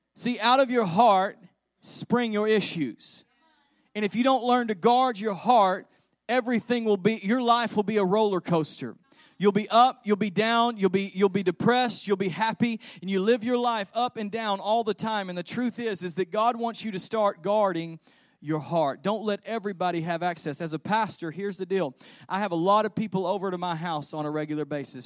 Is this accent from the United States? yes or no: yes; Texas, United States; we're from Texas